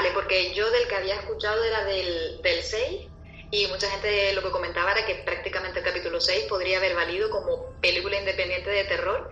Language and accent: Spanish; Canary Islands, Spain; accent: Canarian; mi acento canario